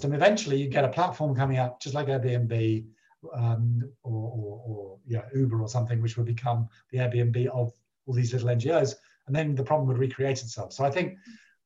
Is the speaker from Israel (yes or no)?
no; United Kingdom; I'm very British